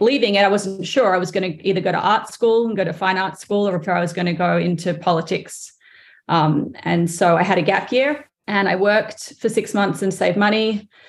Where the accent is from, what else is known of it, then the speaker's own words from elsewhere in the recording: Sydney, New South Wales, Australia; now in United States; I grew up in Australia, but my mother is English, and she is from England